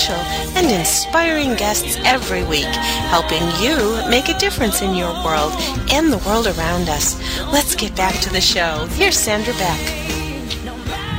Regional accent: New Hampshire, United States; I am a New Hampshireite, I am a little partial to New Hampshire

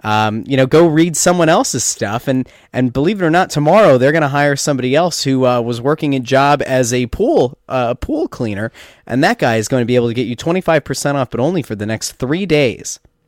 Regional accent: Pennsylvania, United States; I loved America because I grew up in Schuylkill County that didn't exist.

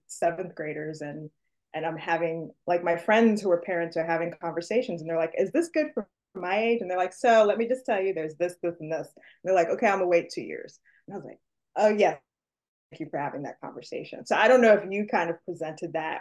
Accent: New York City, New York, United States; I'm from New York City specifically

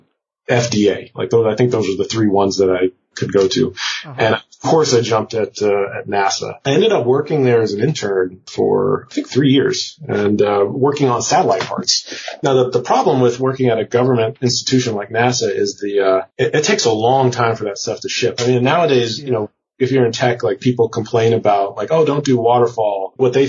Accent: Prince George's County, Maryland, United States; moved away as an adult; also born or lived in Cambridge, Massachusetts; I was coming from PG County, Maryland, which, PG, my hometown's like, you know, 95% black.

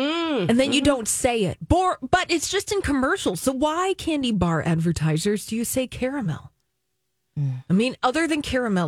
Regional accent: Midwest, United States; I'm from the Midwest, the United States of America, where I flatten my vowels.

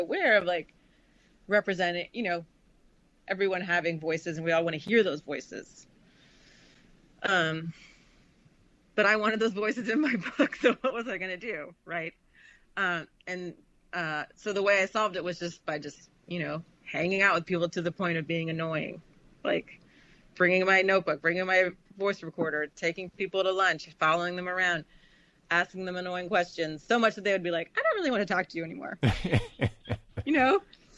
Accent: Charleston, South Carolina, United States; moved away; also born or lived in Namibia; I grew up in Charleston, South Carolina in the 70s. You know, I moved there in 73

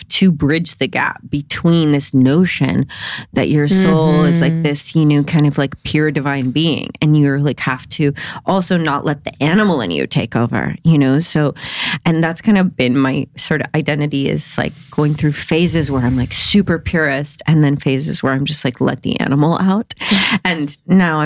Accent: the Bible Belt, United States; I grew up in the Bible Belt

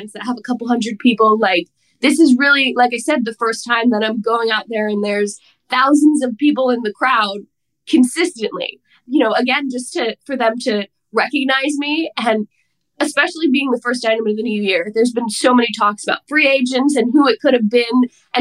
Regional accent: New Jersey, United States; I'm from New Jersey

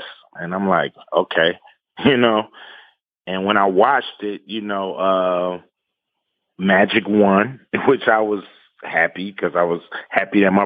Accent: Los Angeles, California, United States; Growing up in South Central Los Angeles, you know, I could throw a rock and hit the Forum

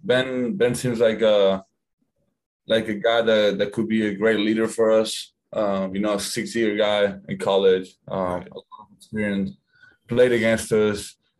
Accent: Argentina; moved away; I'm from Argentina.

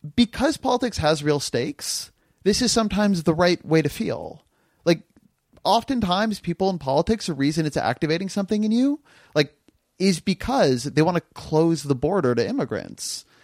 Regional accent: California, United States; I'm Californian

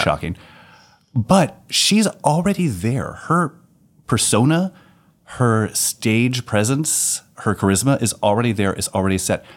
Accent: Texas, United States; a simple heterosexual from Texas

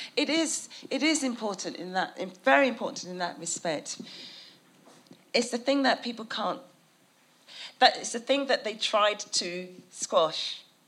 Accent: United Kingdom; a British person

